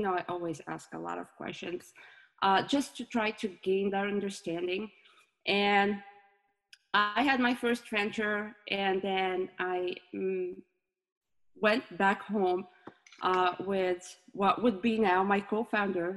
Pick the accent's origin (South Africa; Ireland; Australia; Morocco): Morocco; moved away as an adult; now in United States; My home country is Morocco, and I moved to the US 7 years ago.